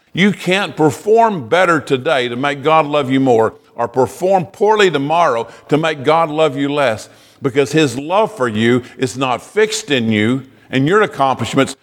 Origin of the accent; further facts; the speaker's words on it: United States; as an American